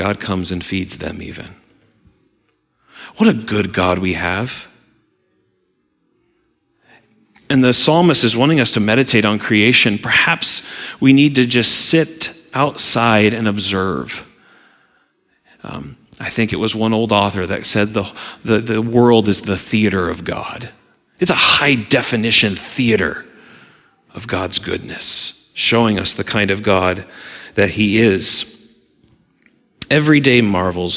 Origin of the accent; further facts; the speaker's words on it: Southwest Missouri, United States; now in Michigan, United States; as a kid growing up in Southwest Missouri